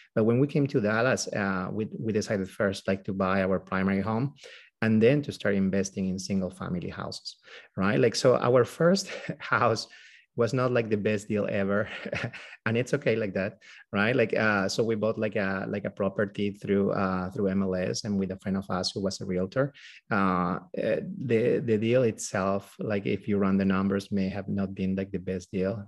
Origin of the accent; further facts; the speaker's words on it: Peru; moved away as an adult; now in United States; we both are from Peru. We're from South America. Uh, we were born there and, uh, we, um, did also, I mean, like, all our school and medical school over there